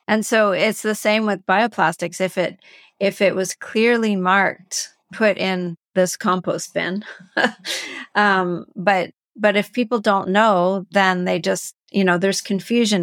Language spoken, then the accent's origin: English; Canada; I'm from Canada